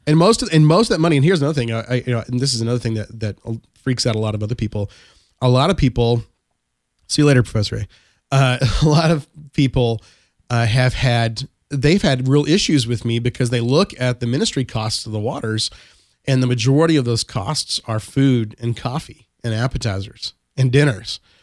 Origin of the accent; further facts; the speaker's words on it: Texas, United States; I am from Texas